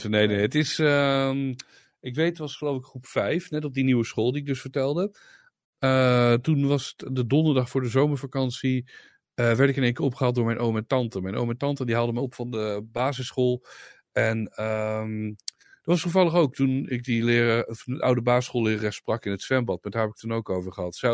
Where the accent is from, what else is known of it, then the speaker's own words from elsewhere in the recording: Zwolle, Overijssel, Netherlands; Stuur daar maar door naar Zwolle, de hoofdstad van Overijssel, waar ik vandaan kom.